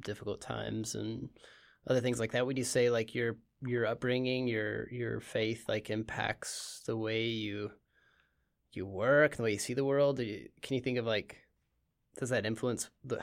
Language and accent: English; United States; I grew up in the States.